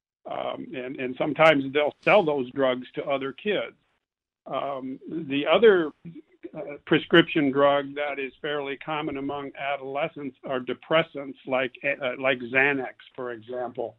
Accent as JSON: {"language": "English", "region": "Illinois", "country": "United States", "moved": "yes", "lives_now": "Houston, United States", "said": "I'm originally from Illinois"}